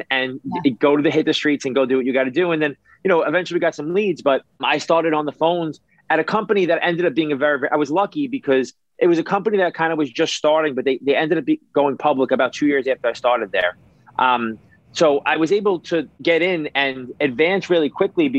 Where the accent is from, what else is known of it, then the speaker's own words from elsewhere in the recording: New York City, New York, United States; I was a kid who grew up in New York. I grew up in Brooklyn